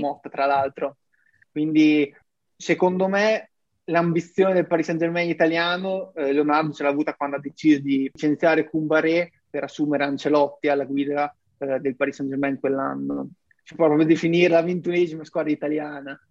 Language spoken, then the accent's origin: Italian; Ravenna, Emilia-Romagna, Italy; io sono un ragazzo di 24 anni di Ravenna